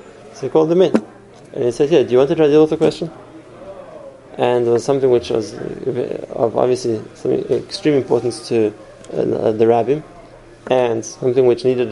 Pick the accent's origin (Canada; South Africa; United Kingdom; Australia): South Africa; I'm from South Africa